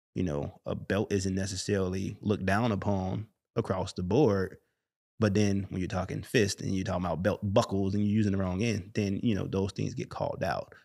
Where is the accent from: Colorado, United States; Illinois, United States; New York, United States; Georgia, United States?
Illinois, United States; Chicago; growing up in Chicago, specifically the west side of Chicago, moving to the north side of Chicago